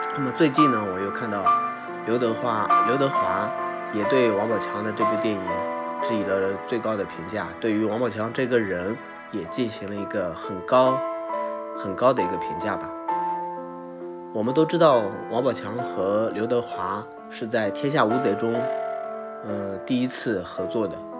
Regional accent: Lüliang Mountains, Shanxi, China; moved away; 我也是从山里面走出来的。我是 吕梁山的人

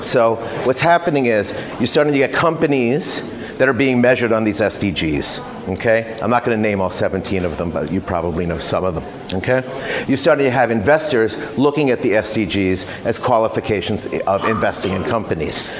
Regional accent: United States; moved away as an adult; also born or lived in Silicon Valley; now in Singapore; I've been in Asia 27 years. I'm American. Uh, I've lived mostly in Singapore.

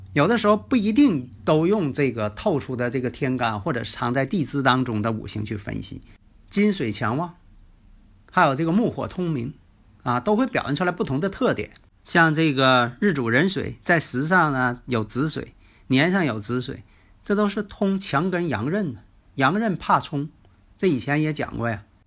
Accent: Northeast China, China; accent: Northeastern (Dongbei); 其实呢，我这个东北口音呢，还真挺喜欢了

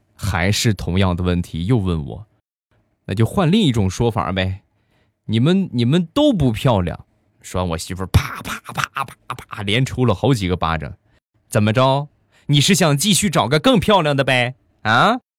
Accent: China; 我们中国人在激动的时候都会说的两个字儿

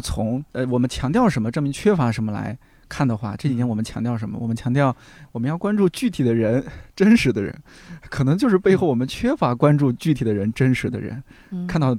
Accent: a county town near Taiyuan, Shanxi, China; moved away; 咱们家乡、咱们这个县城，它的教育就是不行

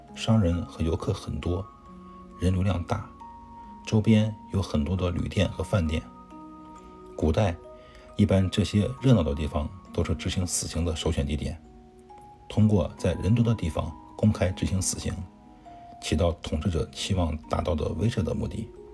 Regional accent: China; 我们中国人

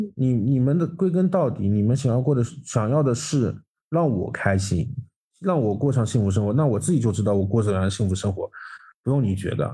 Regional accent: Zhejiang, China; 我们浙江人

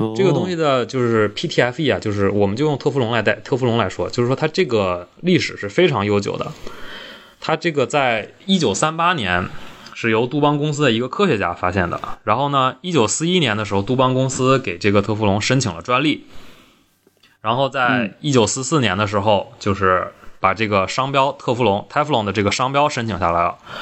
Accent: Northeast China, China; 我们东北人

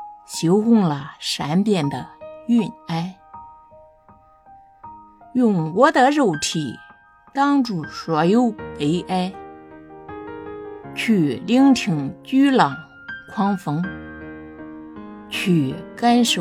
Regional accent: Nanyang, Henan, China

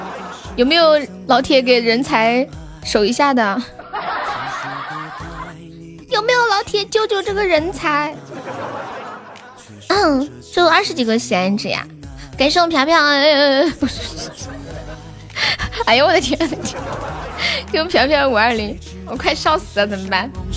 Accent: Nanchong, Sichuan, China; 我是南充的。

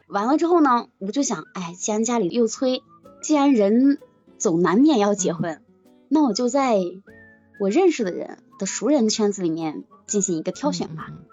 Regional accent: Shiyan, Hubei, China; moved away; also born or lived in Wuhan; 一个是十堰的，就我们家的

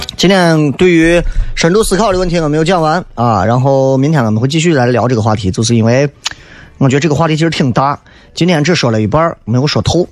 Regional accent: Shaanxi, China; 塑造我们陕西人现在就这个样子

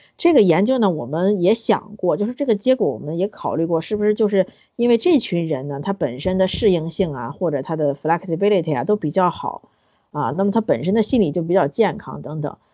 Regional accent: China; 我们中国人

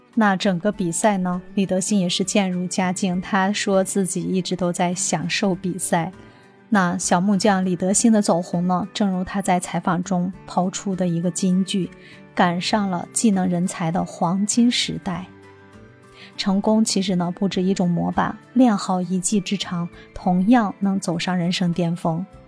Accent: China; 展现着我们中国人民爱好和平

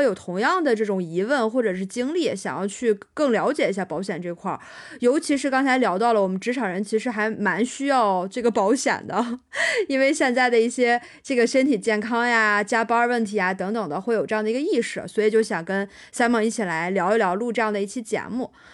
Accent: Dalian, Liaoning, China; moved away as an adult; also born or lived in Shanghai; 我是大连人，然后第一份工作结束之后呢，是从大连去了上海开始的我的第二份工作

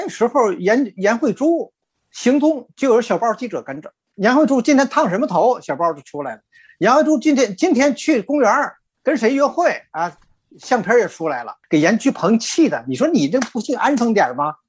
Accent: Tianjin, China; now in Toronto, Canada

